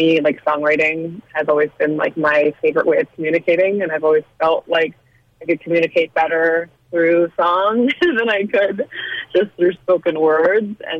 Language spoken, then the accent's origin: English; United States; my experience as a woman of color growing up in America